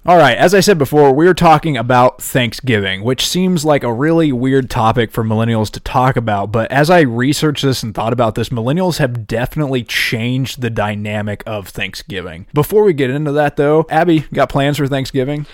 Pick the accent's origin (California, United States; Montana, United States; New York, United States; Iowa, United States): Iowa, United States; moved away; I'm from Iowa